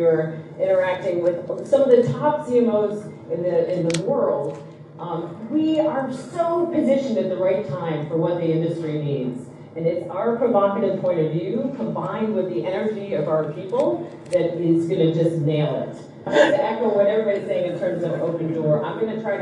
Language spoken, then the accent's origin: English; Australia; I'm Australian